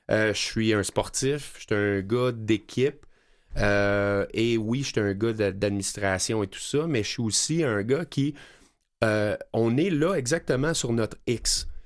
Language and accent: French; Cowansville, Quebec, Canada; c'est une fondation qui est à Knowlton, en Bromissiquois, puis, puis je, viens de là, je viens de Coandiville.